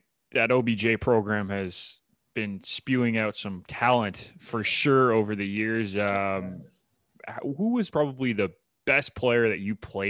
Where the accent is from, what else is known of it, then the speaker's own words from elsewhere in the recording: Mississauga, Ontario, Canada; from my hometown, Mississauga, so I'll always shout out the Mississauga boys.